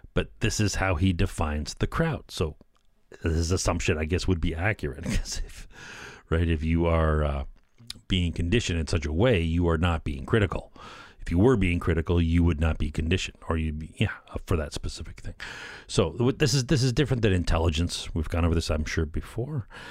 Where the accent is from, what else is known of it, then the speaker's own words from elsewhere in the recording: Canada; I'm a Canadian